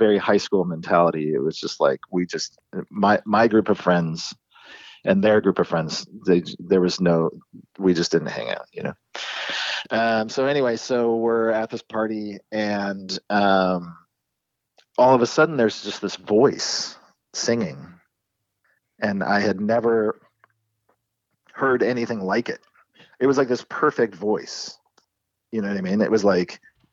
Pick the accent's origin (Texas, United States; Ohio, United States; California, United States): California, United States; Encinitas; the town that we grew up in San Diego, Encinitas, really small community